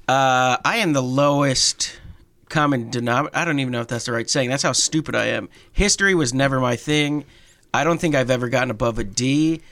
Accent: Pennsylvania, United States; I grew up in Pennsylvania

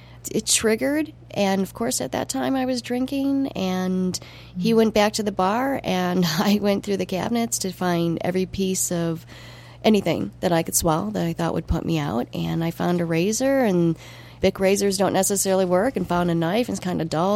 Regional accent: United States; moved away as an adult; also born or lived in Montreal

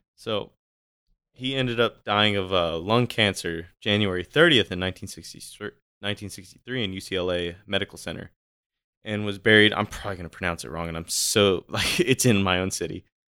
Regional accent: California, United States; now in Washington, United States; I'm from California.

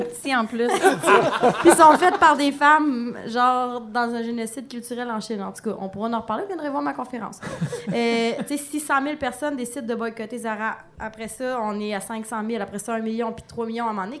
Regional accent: Palmarolle, Quebec, Canada; je viens de Palmarol

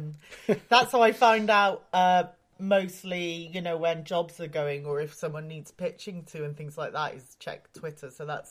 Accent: Wales, United Kingdom; moved away as an adult; also born or lived in Japan; I'm originally from Wales, but I spent almost my whole adult life in Japan, actually.

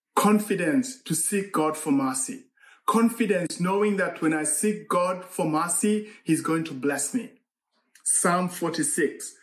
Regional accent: Eldoret, Uasin Gishu County, Kenya; moved away; in Eldoret, Kenya. That's my hometown.

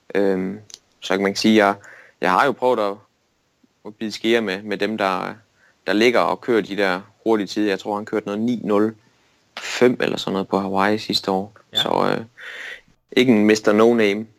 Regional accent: Denmark; et slagteri i min hjemby, Storlim, der hedder Dane Pork

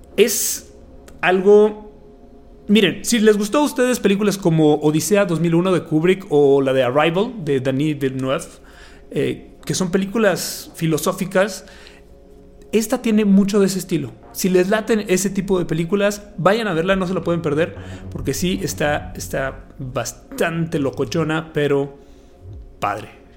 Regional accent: Chihuahua, Mexico; soy de Chihuahua

